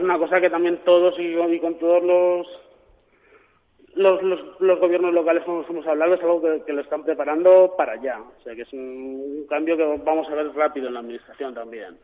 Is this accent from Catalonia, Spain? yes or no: no; Valencia, Valencian Community, Spain; yo como valenciano, pues al final uno tiene, tira también para la terreta.